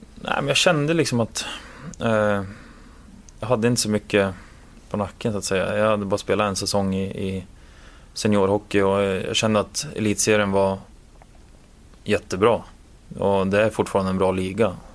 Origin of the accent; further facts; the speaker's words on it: Gävle, Gävleborg County, Sweden; moved away as an adult; now in Washington, United States; hemma i Gävle när det var minus 15, 20 grader.